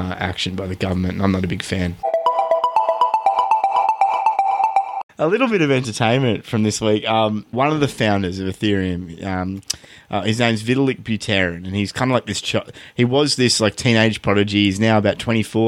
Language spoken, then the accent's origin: English; Australia; As an Australian, like we're here in Australia